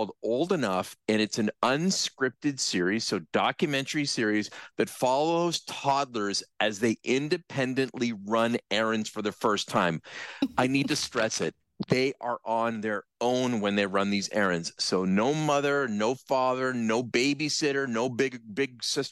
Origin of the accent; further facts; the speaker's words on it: Brantford, Ontario, Canada; when I was growing up in Brantford, I almost literally lived across the street from the elementary school that I went to.